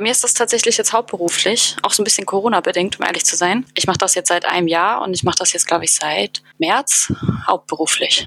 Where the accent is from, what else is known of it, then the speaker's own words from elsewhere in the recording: Hamburg, Germany; now in Berlin, Germany; Ich bin Wahlberlinerin sozusagen. Also ich komme gebürtig aus Hamburg